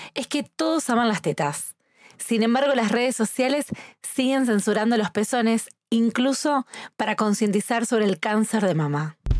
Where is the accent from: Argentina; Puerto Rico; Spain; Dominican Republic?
Argentina; Rosario, Santa Fe; soy argentina